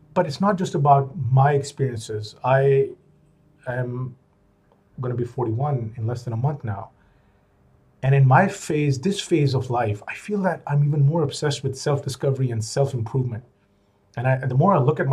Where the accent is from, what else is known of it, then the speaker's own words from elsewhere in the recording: Pakistan; moved away as an adult; also born or lived in United States / Middle East; back in Pakistan, which is my home country